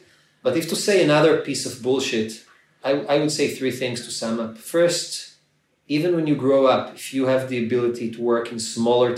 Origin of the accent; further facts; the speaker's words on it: Ramat Gan, Tel Aviv District, Israel; I'm from Ramat Gan, it's a small city in Israel, and I'm a Ramat Gan patriot